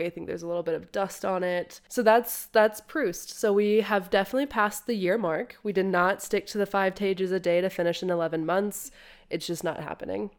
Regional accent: United States; I'm American

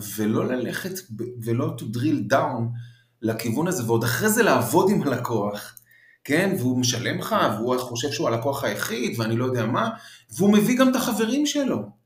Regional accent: Israel; also born or lived in Paris, France; חזרנו כאילו מ, משליחות ב, בפריז, אז, אה, אז הייתי ילד כזה שהוא לא, לא רגיל להיות בארץ וכל זה, כאילו נולדתי בארץ ואז נסענו לחמש שנים וחזרתי

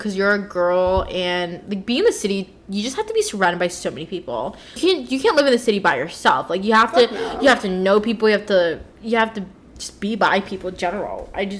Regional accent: Laytonville, United States; Well, I grew up in Laytonville too, so like we're surrounded by just suburban ass area.

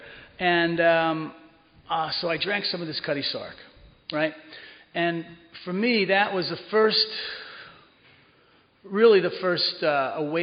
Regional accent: Cedar Grove, New Jersey, United States; moved away; I grew up in Cedar Grove, right over the hill

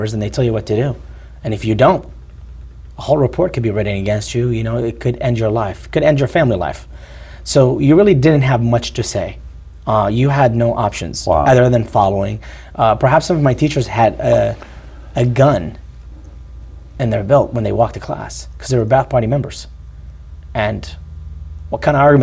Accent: Iraq; English is a second language; moved away; I grew up in Iraq

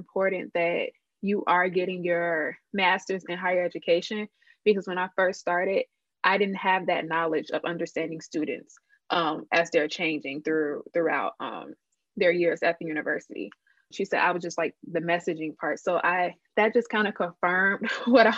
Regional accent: Chicago, Illinois, United States; also born or lived in Georgia; I'm from Chicago and I went to undergrad in Georgia. So a part of me choosing Loyola was because I wanted to come back home

